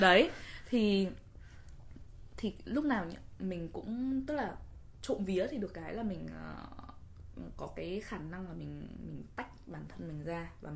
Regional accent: Vietnam; now in New York, United States; mình là người Việt

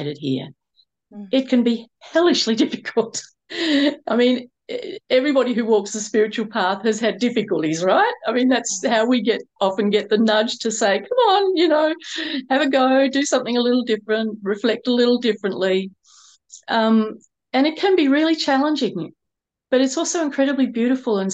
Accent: Melbourne, Victoria, Australia; I grew up in Melbourne in Australia, and I had a single mum.

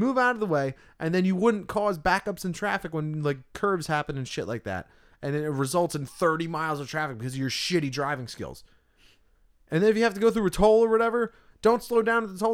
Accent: Tuckerton, New Jersey, United States; We're from Tuckerton

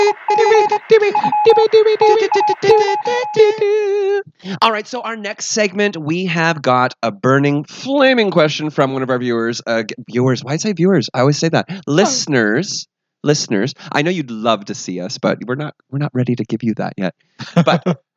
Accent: West Coast, Canada; I grew up on West Coast.

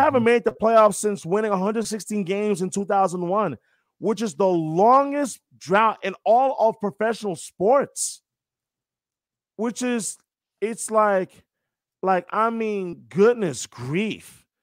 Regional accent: New York, United States; I'm from New York, born and raised

